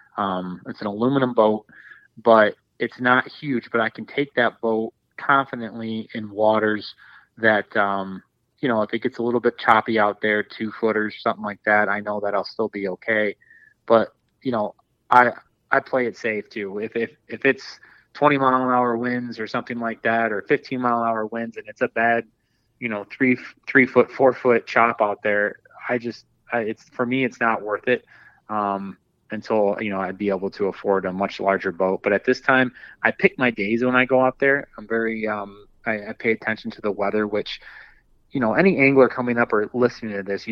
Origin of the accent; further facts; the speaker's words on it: Dundee, Michigan, United States; I grew up in Southeast Michigan, and, you know, being right by Lake Erie, I grew up in kind of like around the Dundee area.